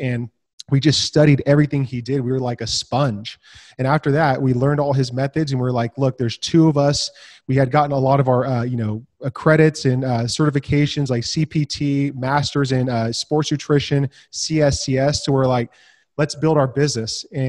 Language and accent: English; Santa Rosa, California, United States; born and raised in California. So right 45 minutes out of San Francisco. It's called Sonoma County, Santa Rosa, beautiful place.